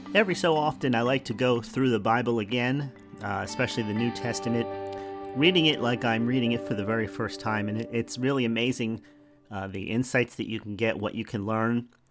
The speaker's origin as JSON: {"language": "English", "region": "New Jersey", "country": "United States", "moved": "yes", "lives_now": "Florida, United States", "said": "we're from New Jersey"}